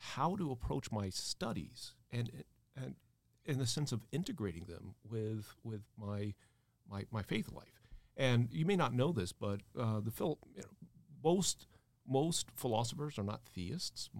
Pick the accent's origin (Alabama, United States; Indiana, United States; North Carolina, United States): Indiana, United States; South Bend; also born or lived in Cincinnati, Ohio / New York; now in Dallas, United States; my hometown is South Bend, Indiana